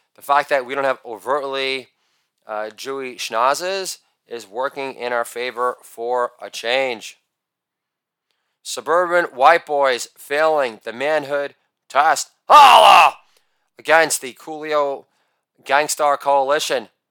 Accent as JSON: {"language": "English", "region": "New York", "country": "United States", "said": "I'm a New Yorker"}